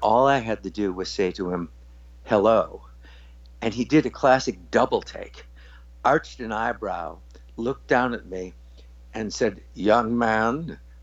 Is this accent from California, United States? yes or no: no; Highland Park, Illinois, United States; I grew up in Highland Park, Illinois